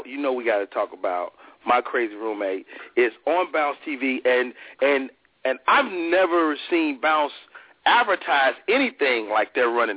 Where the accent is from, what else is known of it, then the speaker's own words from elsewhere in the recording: Chicago, Illinois, United States; my hometown, Chicago, Illinois.